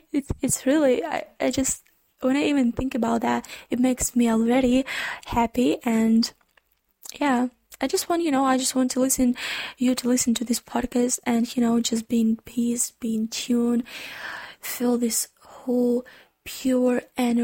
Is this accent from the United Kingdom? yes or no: no; Ukraine; first language Ukrainian; English is a second language; Actually, the fun thing that I'm a non-native speaker in English. My native language is Ukrainian